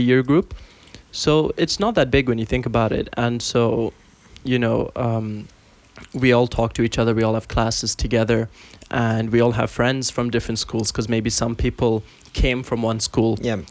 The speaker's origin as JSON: {"language": "English", "country": "Bahrain", "moved": "yes", "lives_now": "Dubai, United Arab Emirates", "said": "I am from Bahrain, but uh, currently in Dubai"}